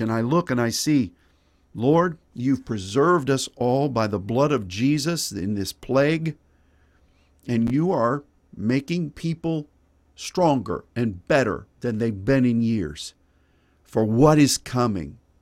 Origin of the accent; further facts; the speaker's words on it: United States; as an American